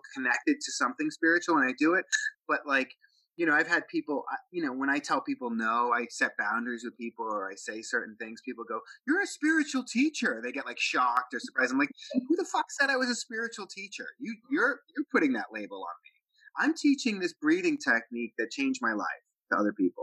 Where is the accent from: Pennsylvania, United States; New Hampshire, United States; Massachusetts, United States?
Massachusetts, United States; Boston; I'm from Boston